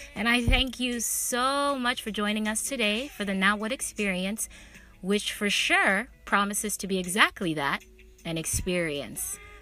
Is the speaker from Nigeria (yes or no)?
yes; Nigeria; now in United States; I was born and raised in Nigeria